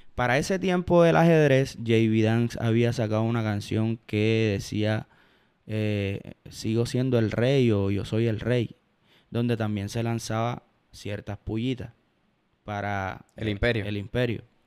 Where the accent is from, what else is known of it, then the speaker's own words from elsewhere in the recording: Cartagena, Bolívar, Colombia; Yo soy champetudo porque soy cartagenero, porque crecí escuchando champeta